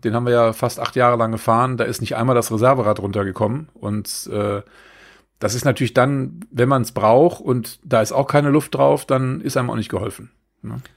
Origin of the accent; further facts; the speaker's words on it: Germany; wir als, äh, als Deutsche oder als äh, Kontinentaleuropäer